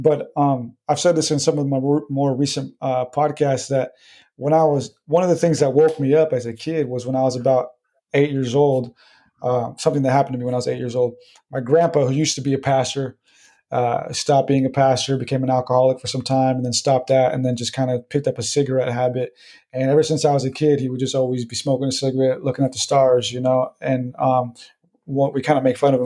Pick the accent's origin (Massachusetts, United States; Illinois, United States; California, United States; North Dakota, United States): California, United States; San Diego; I'm from San Diego.